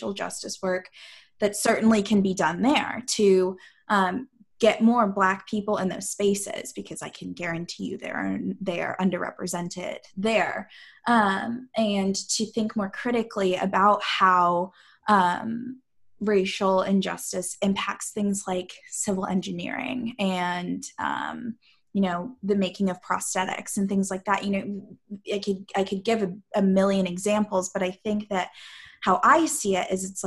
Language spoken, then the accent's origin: English; St. Louis, Missouri, United States; I'm like from St. Louis